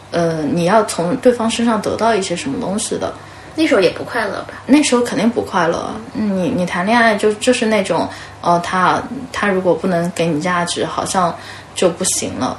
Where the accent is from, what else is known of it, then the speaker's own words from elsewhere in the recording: China; 我们中国人